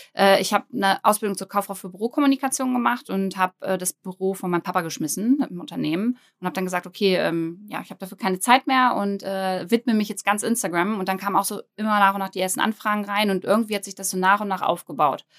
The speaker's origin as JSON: {"language": "German", "town": "Braunschweig", "region": "Lower Saxony", "country": "Germany", "said": "ich komme aus Braunschweig, bin 29 Jahre alt"}